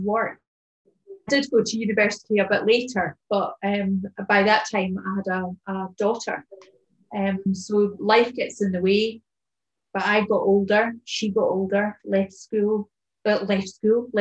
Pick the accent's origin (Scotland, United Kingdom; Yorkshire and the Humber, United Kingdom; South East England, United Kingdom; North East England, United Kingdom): Scotland, United Kingdom; Edinburgh; moved away as an adult; also born or lived in Somerset / Wiltshire / France; now in Kintyre, United Kingdom; I've lived there for 40 odd years and it's my hometown